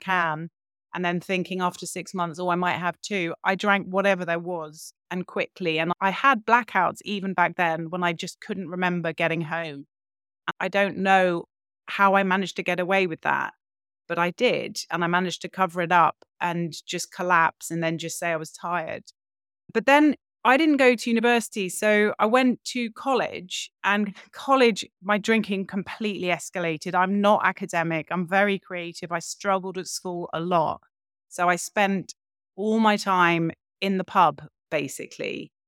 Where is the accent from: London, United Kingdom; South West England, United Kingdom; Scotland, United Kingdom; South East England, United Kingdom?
London, United Kingdom; grew up in London, in a big house.